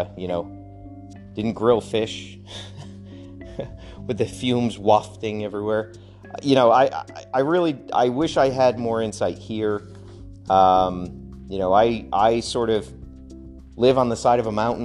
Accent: Connecticut, United States; moved away; I grew up in pastoral Connecticut, not really pastoral, suburb

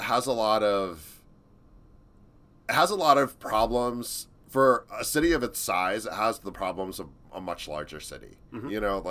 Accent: Florida, United States; moved away as an adult; also born or lived in Chicago / New York / Philadelphia; now in Austin, United States; I grew up in Florida, so I'm used to it.

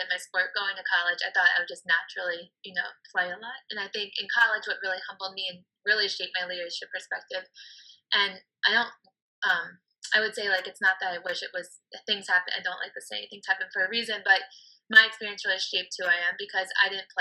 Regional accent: Baltimore, Maryland, United States; moved away as an adult; now in Washington, D.C., United States; growing up in Baltimore

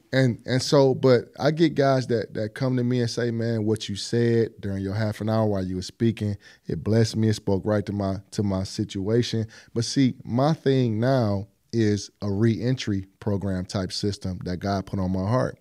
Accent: East Cleveland, Ohio, United States; also born or lived in Buckeye area, Cleveland, Ohio; we moved to E C in nineteen eighty-five. So I'm not from E C.

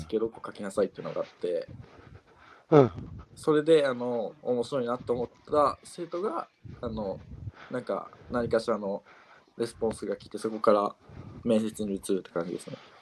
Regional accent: Chuo, Yamanashi, Japan; born or raised there; moved away as an adult; also born or lived in Koto, Tokyo; now in Tokyo, Japan

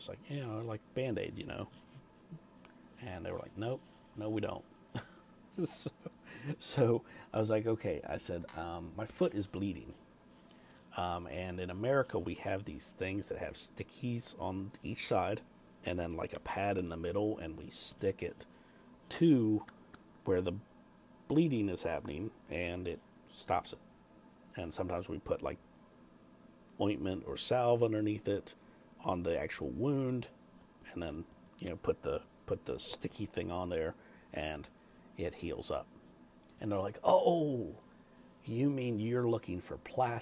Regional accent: United States; I'm from the States

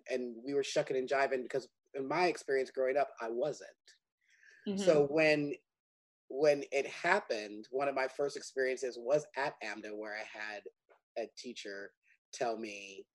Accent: Fresno, California, United States; moved away as an adult; I grew up in Fresno, California

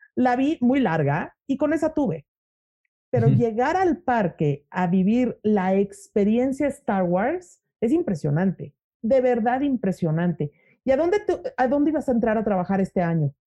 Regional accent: Mexico; soy mexicana

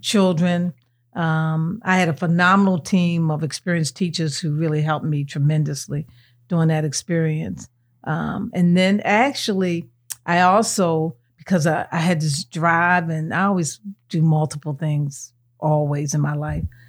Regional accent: Baltimore, Maryland, United States; I was born and raised here in Baltimore.

